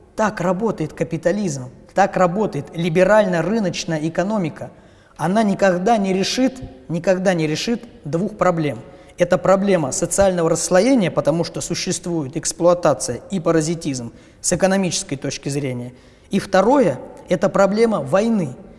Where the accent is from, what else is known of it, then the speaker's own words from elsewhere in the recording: Ryazan Oblast, Russia; В моем поселке, ровно как и во всей Рязанской области